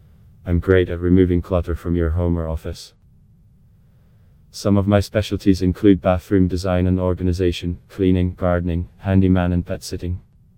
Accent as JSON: {"language": "English", "town": "Brooklyn", "region": "New York", "country": "United States", "said": "professional handyman from New York. I'm originally from Brooklyn but have made my home in the Valley."}